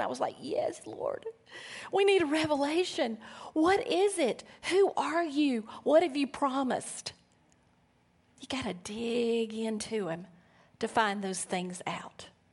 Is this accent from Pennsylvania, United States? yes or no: no; Alabama, United States; moved away; I'm from Alabama